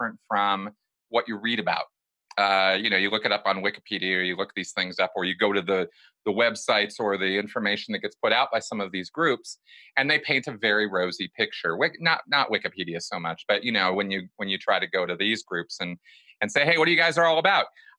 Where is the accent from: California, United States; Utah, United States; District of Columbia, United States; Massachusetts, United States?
California, United States; Pasadena; I grew up about 5 minutes away from the Rose Bowl